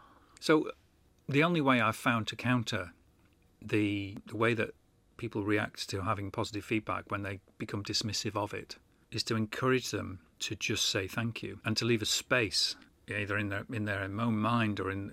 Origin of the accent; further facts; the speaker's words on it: Manchester, North West England, United Kingdom; Not that I live in Manchester now, but that's sort of where my hometown is, really.